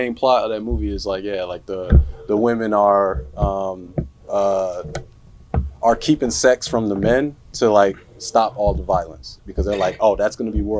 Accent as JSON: {"language": "English", "town": "Chicago", "region": "Illinois", "country": "United States", "said": "I am from Southside Chicago"}